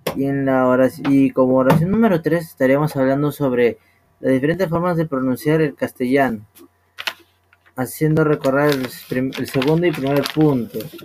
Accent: Peru; nosotros que somos peruanos

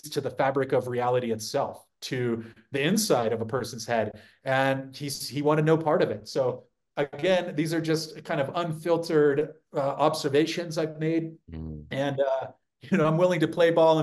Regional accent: San Diego, California, United States; growing up in California

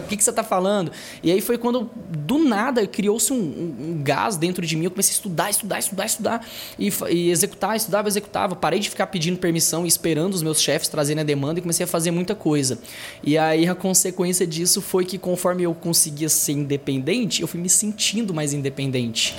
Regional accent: interior of Tocantins, Brazil; moved away as an adult; now in Goiânia, Brazil; eu sou do interior do Tocantins, Atualmente eu moro em Goiânia, já tenho uns 6 anos de Goiânia aí

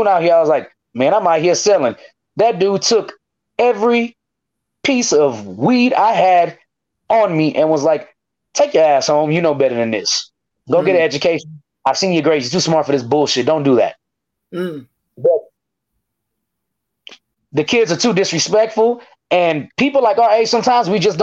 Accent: United States; I'm from McNair

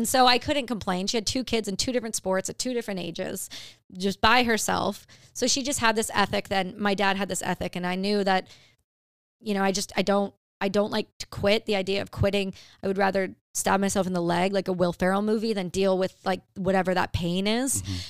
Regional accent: Ontario, Canada; I grew up in Canada in Ontario. Really, really small town.

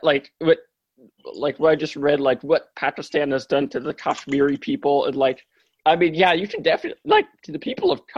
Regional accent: United States; we're American

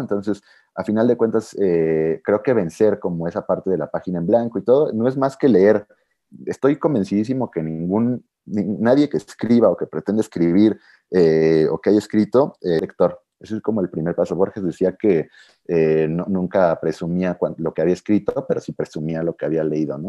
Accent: Mexico; como alguien mexicano que he vivido toda mi vida en México

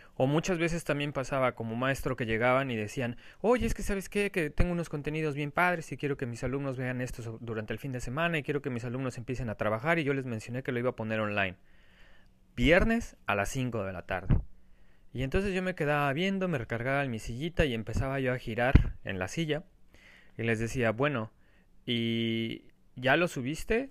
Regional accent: Mexico; como mexicanos, o muchas veces por esa cultura que nosotros tenemos

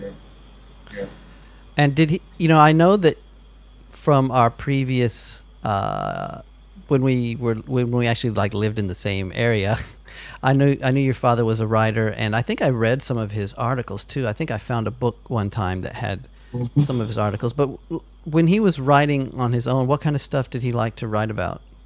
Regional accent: United States; moved away; also born or lived in Texas; I'm now an American who's been out of America for 12 years

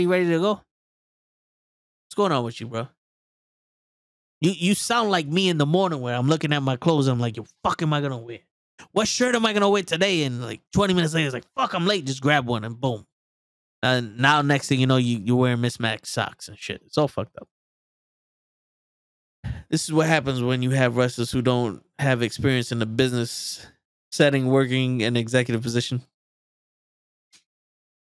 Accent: New York City, New York, United States; I'm Puerto Rican from the Bronx

